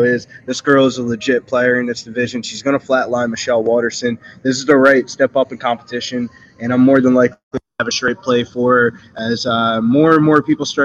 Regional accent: New Jersey, United States; He's from South Jersey

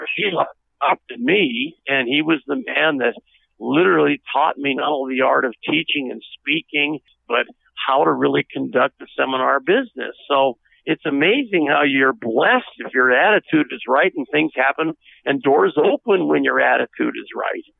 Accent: United States

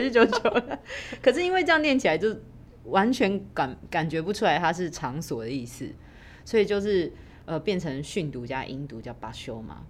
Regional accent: Taiwan; 我们台湾人就会直接把那个汉字拿来用台语念出来

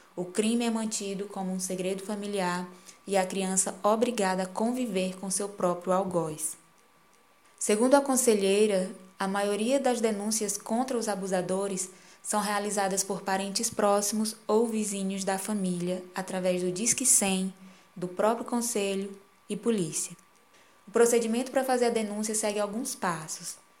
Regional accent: Piauí, Brazil; Aqui na minha terra, no Piauí

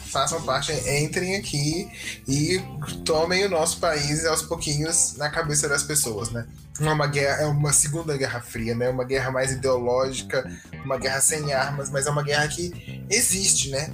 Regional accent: Brazil; a gente é brasileiro, eu nunca vi neve na minha vida, né? Eu nunca passei o Natal fora do Brasil.

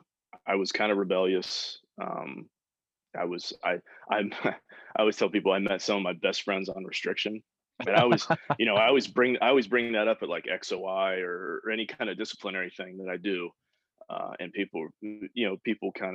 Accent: West Virginia, United States; born or raised there; moved away as an adult

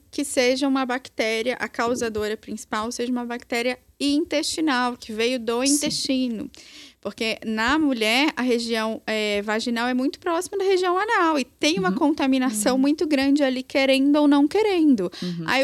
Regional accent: Minas Gerais, Brazil; É eu sou mineira.

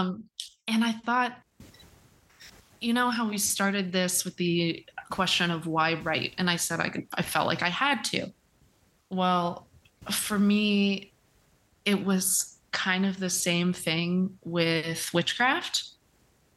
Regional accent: Kentucky, United States; moved away as an adult; also born or lived in Indiana; now in Florida, United States; I was raised in Kentucky

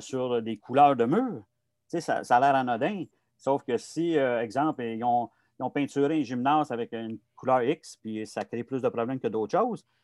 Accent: Montreal, Quebec, Canada; j'ai grandi à Montréal, dans le quartier Saint-Michel à l'époque

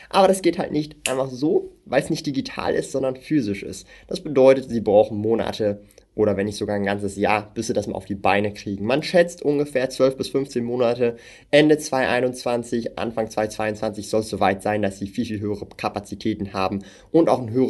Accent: Switzerland; wenn wir in einen Coop oder ein Mikro gehen hier in der Schweiz, ja. Ich komme halt aus der Schweiz, darum, ich gebe euch ein Schweizer Beispiel.

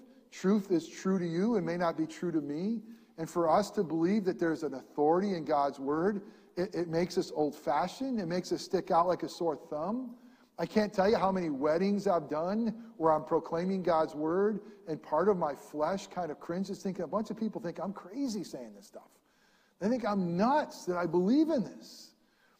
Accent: upstate New York, United States; born or raised there

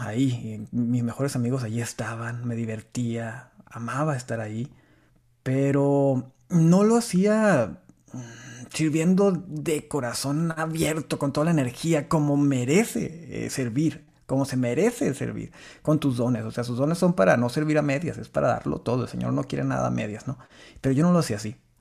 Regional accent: Meoqui, Chihuahua, Mexico; accent: norteño; soy de Chihuahua, Chihuahua. Bueno, de un pueblito de, por ahí pegado, cerquita a Chihuahua, Chihuahua, que es Meoki, una ranchería

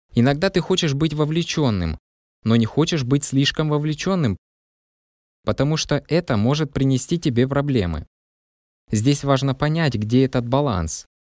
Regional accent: Saudi Arabia; now in Mullingar, Ireland; Я родом из Саудовской Аравии

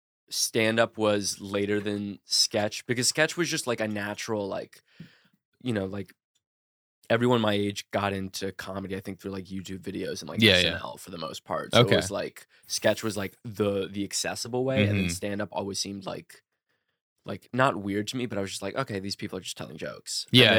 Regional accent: New Orleans, Louisiana, United States; I'm like from New Orleans. I just kind of like, I don't know, did typical Southern things like talk about like sports and whatnot down there.

